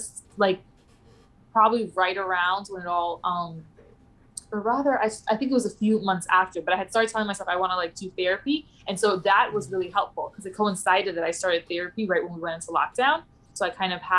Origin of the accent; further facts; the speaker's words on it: New York City, New York, United States; also born or lived in Pittsburgh; I'm from the Bronx. I'm like, well, I live in the Upper West Side now